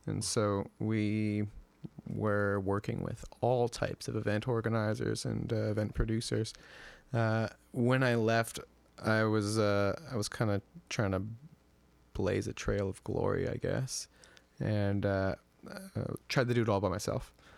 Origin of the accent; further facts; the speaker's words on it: Edmonton, Alberta, Canada; moved away as an adult; also born or lived in Victoria; my hometown of Edmonton